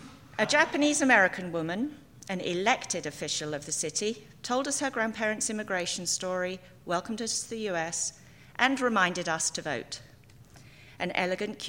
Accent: England, United Kingdom; moved away as an adult; now in United States; I am from England, a country in the United Kingdom of Great Britain and Northern Ireland. This means that I am English.

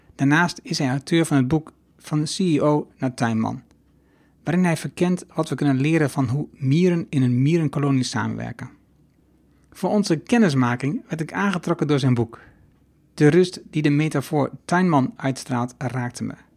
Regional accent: Haaksbergen, Overijssel, Netherlands; also born or lived in Enschede; dat is in mijn geboorteregio. Ik kom uit Haaksbergen

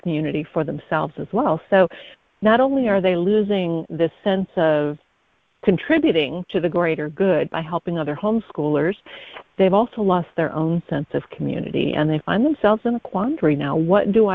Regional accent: Midwest, United States; now in Harrisburg, North Carolina, United States; I was born in the Midwest, so I'm a transplant

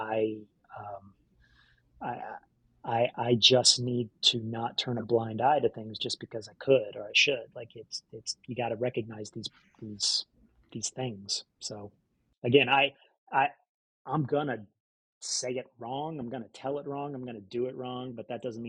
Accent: Mississippi, United States; I grew up in Mississippi

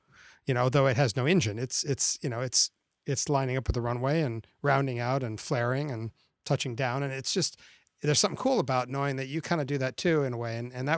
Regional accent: Florida, United States; as a kid growing up in Florida, I love the space program and have always been into it.

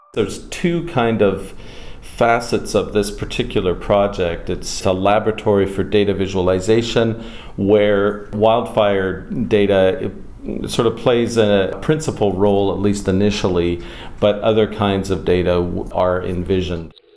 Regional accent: Minneapolis, Minnesota, United States; also born or lived in Winnipeg, Canada / British Columbia, Canada; now in Canada; my formative years were in Minneapolis

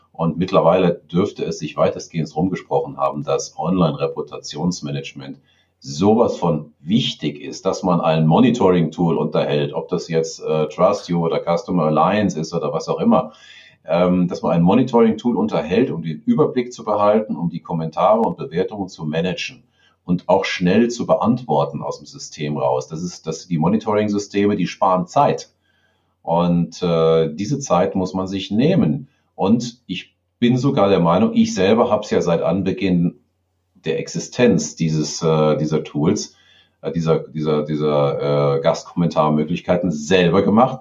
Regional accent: Garmisch-Partenkirchen, Bavaria, Germany; hier bei uns in Garmisch

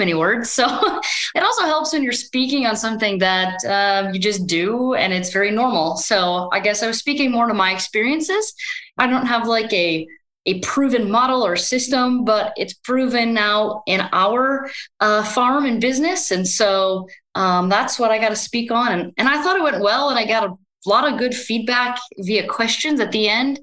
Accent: Northwest Iowa, United States; also born or lived in Brookings, South Dakota / Minnesota; grew up on a multi-generation family farm in Northwest Iowa

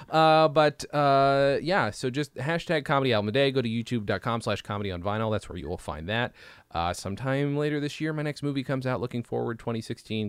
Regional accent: United States; also born or lived in England; we're American

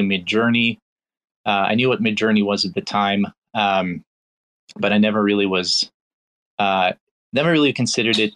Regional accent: Belarus; also born or lived in Pittsburgh, Pennsylvania, United States; now in United States; I'm originally from Belarus, so I came to the United States in 2001

